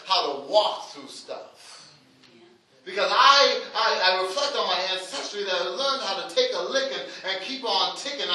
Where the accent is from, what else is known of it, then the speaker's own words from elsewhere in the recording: Halifax, Nova Scotia, Canada; I hail from Africville.